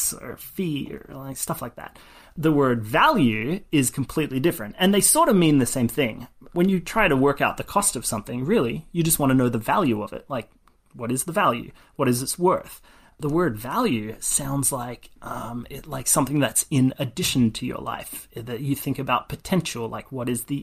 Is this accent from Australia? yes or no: yes; Australia; moved away as an adult; now in California, United States; I was born and raised in Australia